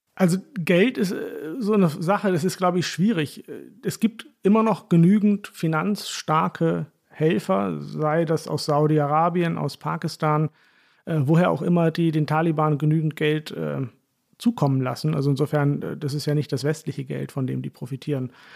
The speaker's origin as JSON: {"language": "German", "area": "Hollern-Twielenfleth", "region": "Lower Saxony", "country": "Germany", "also_born_or_lived": "Heilbronn", "accent": "Plattdeutsch", "moved": "yes", "said": "so reden wir in Holland. Holland, vielen Fleet, wo ich herkomme"}